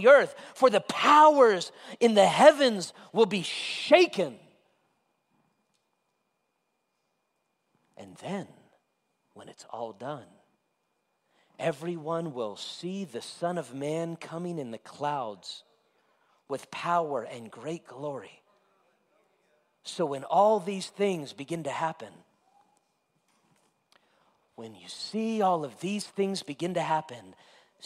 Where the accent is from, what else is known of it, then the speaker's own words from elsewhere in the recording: Las Vegas, Nevada, United States; also born or lived in Florida; I grew up in Vegas